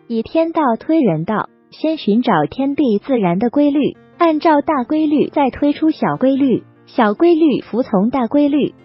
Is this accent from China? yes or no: yes; China; 这是我们中国人的思维方式